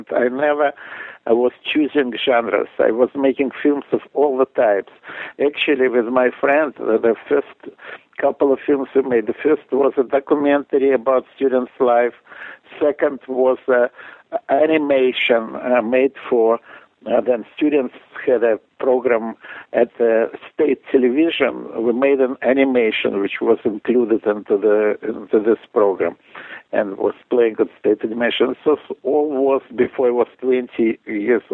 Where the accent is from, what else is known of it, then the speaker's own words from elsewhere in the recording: Russia; moved away; at the time of me growing up in Russia, it wasn't so easy for me because I was Jewish